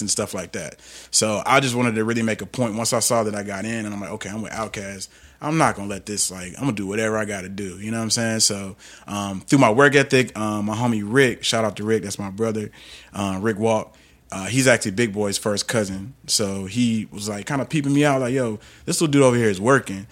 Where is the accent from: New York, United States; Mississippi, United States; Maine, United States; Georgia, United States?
Georgia, United States; Atlanta; also born or lived in Los Angeles; I grew up in Atlanta